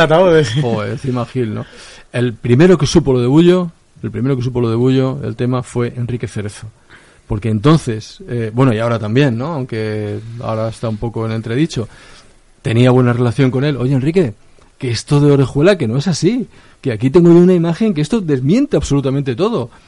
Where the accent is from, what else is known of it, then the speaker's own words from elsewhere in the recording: Madrid, Community of Madrid, Spain; es en mi infancia, eh, es un poco mi barrio